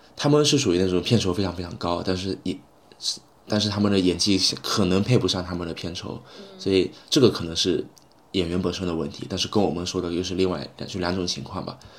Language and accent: Chinese; China; moved away as an adult; now in London, United Kingdom; 我英语水平可能在，在中国来说肯定算，相对来说好一些的了